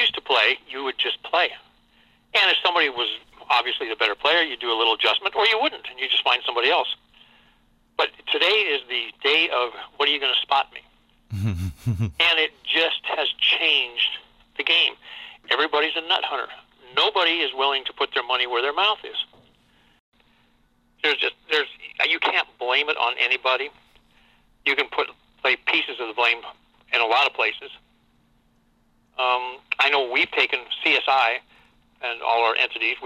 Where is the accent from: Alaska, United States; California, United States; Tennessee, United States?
Alaska, United States; I'm from Alaska